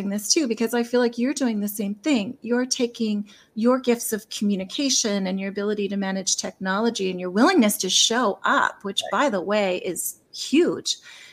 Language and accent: English; Lethbridge, Alberta, Canada; I'm in Lethbridge